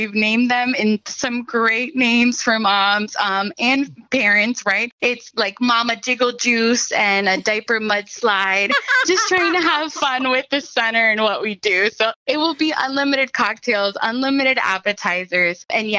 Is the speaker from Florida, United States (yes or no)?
yes; Miami, Florida, United States; I grew up in Miami, right? I was a teenager here. I know what that's like.